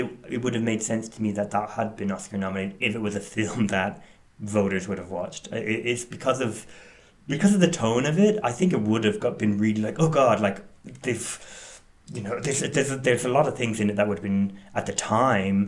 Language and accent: English; Ireland; I grew up in Ireland